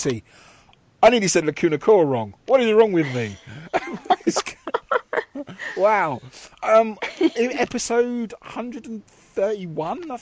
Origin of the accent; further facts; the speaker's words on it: England, United Kingdom; we are English